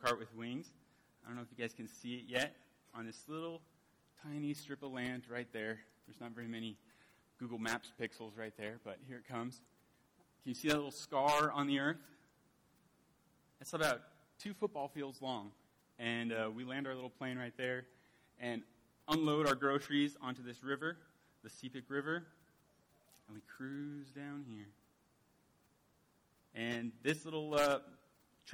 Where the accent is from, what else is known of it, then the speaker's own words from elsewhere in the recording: California, United States; moved away as an adult; now in Papua New Guinea; This is my home state of California